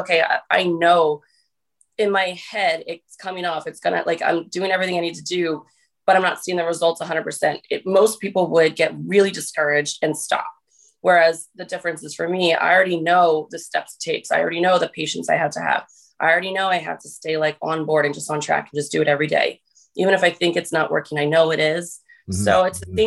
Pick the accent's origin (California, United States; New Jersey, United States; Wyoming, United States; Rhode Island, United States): New Jersey, United States; I'm from New Jersey